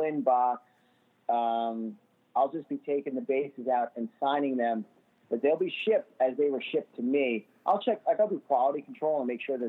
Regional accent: New York City, New York, United States; I'm from Staten Island

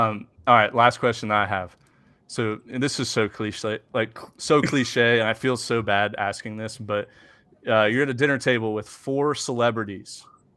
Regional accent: Houston, Texas, United States; so I'm from Houston and born and raised there

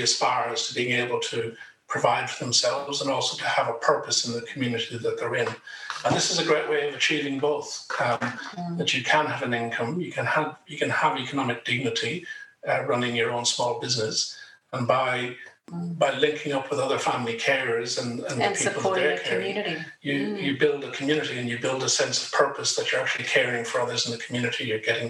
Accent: Ireland; moved away as an adult; now in Australia; As you can probably tell from the accent, I'm originally from Ireland. Came here in 91

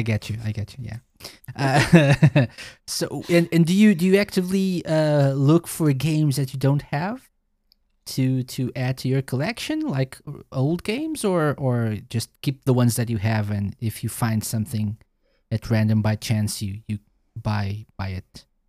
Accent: Portugal; I'm from Portugal

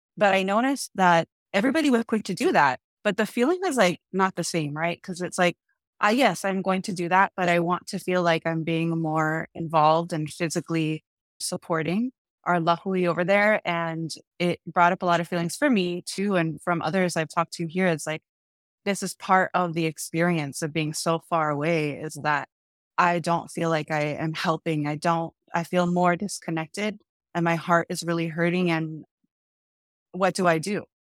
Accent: San Diego, California, United States; also born or lived in Oahu; all of us were raised on the continent in San Diego

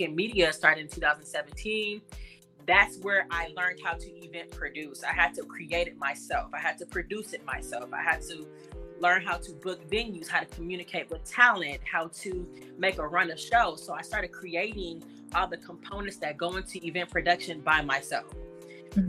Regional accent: Los Angeles, California, United States; I'm from Los Angeles. I'm born and raised from the Crenshaw mm-hmm. district

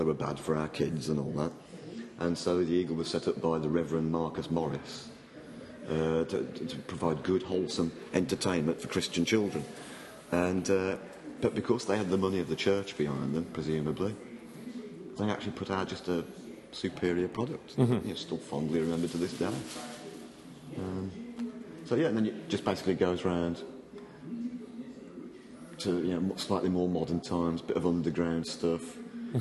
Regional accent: near Birmingham, West Midlands, United Kingdom; I grew up near Birmingham

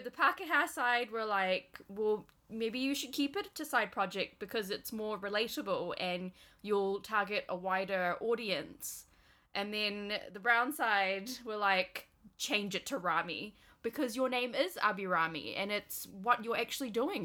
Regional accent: Malaysia; now in New Zealand; growing up in Malaysia

